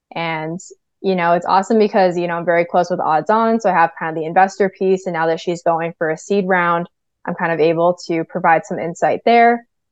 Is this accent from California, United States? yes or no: no; New Hampshire, United States; I'm from New Hampshire